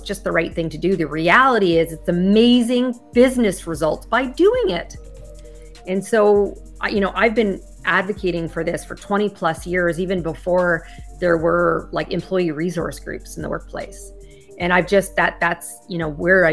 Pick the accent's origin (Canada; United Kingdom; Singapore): Canada; moved away as an adult; now in United States; I'm originally from Canada